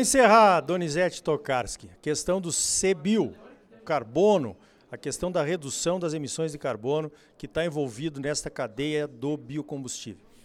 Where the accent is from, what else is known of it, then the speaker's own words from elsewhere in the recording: Mato Grosso, Brazil; Lá no meu estado, em Mato Grosso